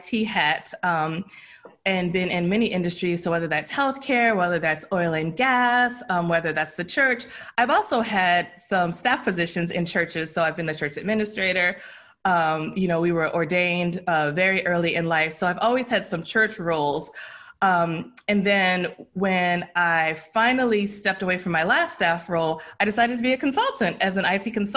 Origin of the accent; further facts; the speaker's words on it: Baltimore, Maryland, United States; I grew up actually in Baltimore, Maryland